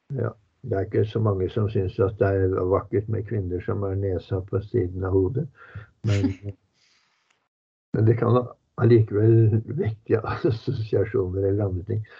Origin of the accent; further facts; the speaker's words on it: Norway; vi er norsk